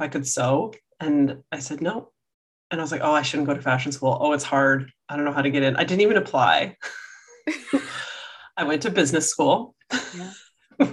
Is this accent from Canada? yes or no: yes; outside of Toronto, Ontario, Canada; I grew up outside of Toronto